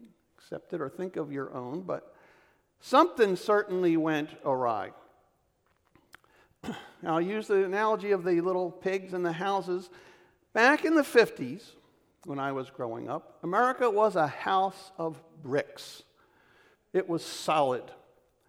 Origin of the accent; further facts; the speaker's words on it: Philadelphia, Pennsylvania, United States; I was born in 1952 in the Kensington section of Philadelphia